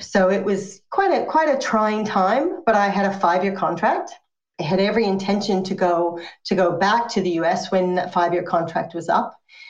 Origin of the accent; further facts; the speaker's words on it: United States; now in Australia; Yes, I am American, but I'm also Australian. I've been Australian since 2002. And by choice, moved here because my first long-term boyfriend and first husband, who I went to high school uni with, was Australian.